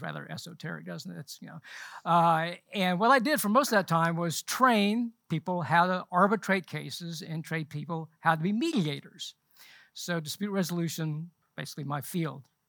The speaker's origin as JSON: {"language": "English", "town": "Charlotte", "region": "North Carolina", "country": "United States", "tie": "born or raised there", "also_born_or_lived": "London, England / Butner, North Carolina / San Antonio, Texas", "said": "we moved to Charlotte when I was nine, so I basically grew up here in Charlotte"}